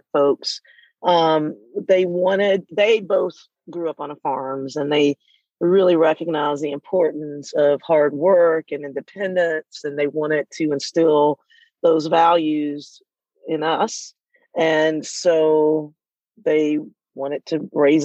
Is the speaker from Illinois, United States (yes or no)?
no; Irwinton, Georgia, United States; I grew up in a small town, a small farm, to put it exactly, just outside of Irwinton, Georgia.